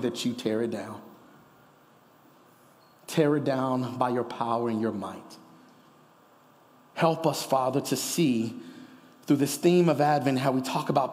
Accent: Kansas City, United States; now in Denver, United States; I'm from Kansas City

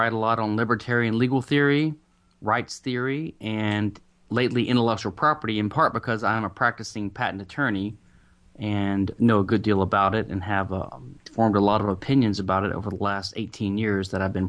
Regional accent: the South, United States; I am I'm in Houston. I'm a Southerner.

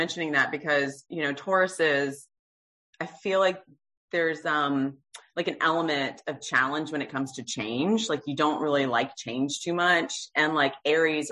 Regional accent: Low Country, South Carolina, United States; we're both from South Carolina. I'm from the Low Country.

